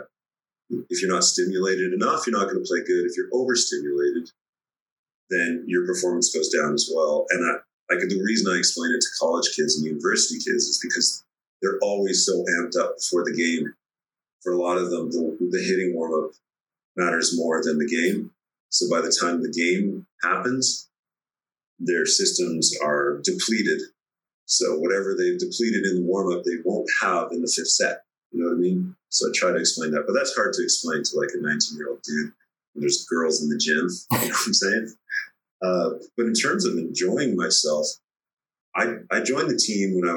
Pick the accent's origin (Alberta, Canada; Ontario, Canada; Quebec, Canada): Alberta, Canada; Red Deer; we grew up in Red Deer, Alberta